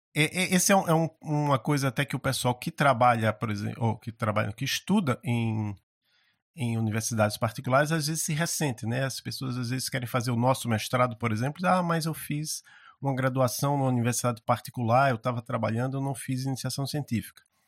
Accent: Maceió, Alagoas, Brazil; now in Curitiba, Brazil; eu estudava no, num colégio lá em Maceió, eu sou de Maceió, apesar de estar morando em Curitiba

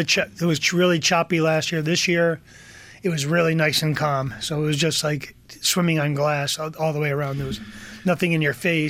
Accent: Columbia, Connecticut, United States; Yes. For all my life, I've been on Columbia Lake. From one side of the lake, now I moved to the other side of the lake.

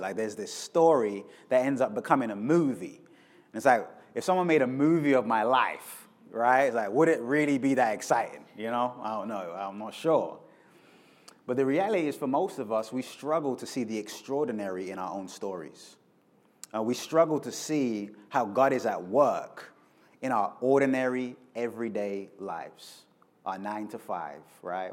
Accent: London, United Kingdom; moved away as an adult; now in Kansas City, United States; I'm originally from London. Uh, I moved to the States 12 years ago

